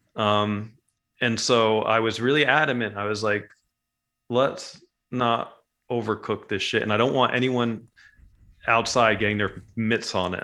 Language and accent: English; New Jersey, United States; moved away as an adult; also born or lived in Montville, New Jersey; growing up in Jersey